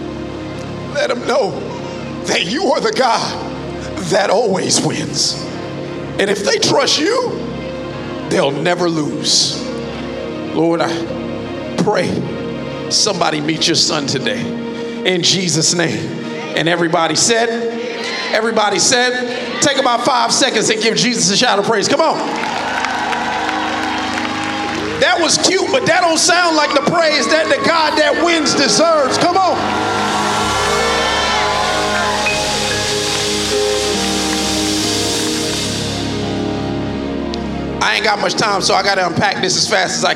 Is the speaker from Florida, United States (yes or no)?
yes; Miami Gardens, Florida, United States; I'm a kid from Carroll City